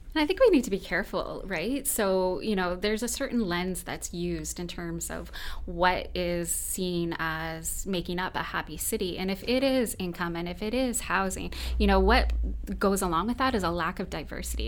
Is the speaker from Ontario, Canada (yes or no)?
yes; London, Ontario, Canada; I was raised in London as well, and I love this city